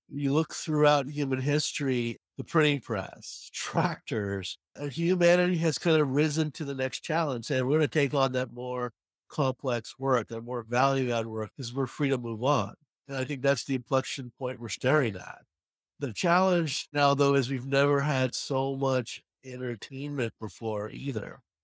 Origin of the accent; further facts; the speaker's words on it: New York, United States; I'm from New York